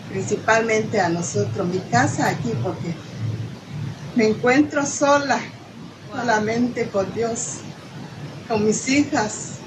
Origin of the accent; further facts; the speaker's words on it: Juchitán, Oaxaca, Mexico; Soy de Juchitán, Oaxaca.